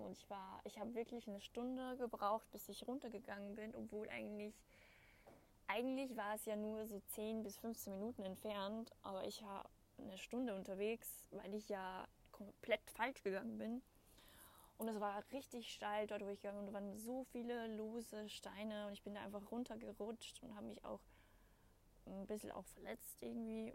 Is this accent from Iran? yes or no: no; Austria; bei uns in Österreich